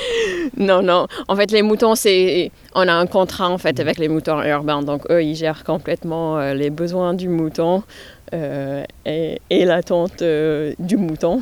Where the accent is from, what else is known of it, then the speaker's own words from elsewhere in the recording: New York, United States; now in Sarthe, France; je suis originaire de New York, la grosse pomme